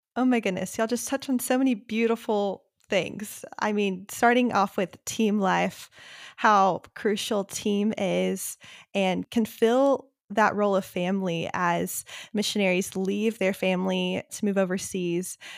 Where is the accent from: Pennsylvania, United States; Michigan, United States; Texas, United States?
Texas, United States; we're from Texas, obviously, saying y'all